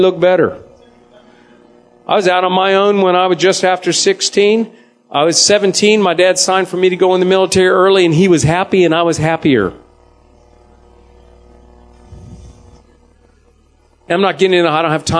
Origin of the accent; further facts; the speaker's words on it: Jacksonville, Florida, United States; I'm from Jacksonville, Tallahassee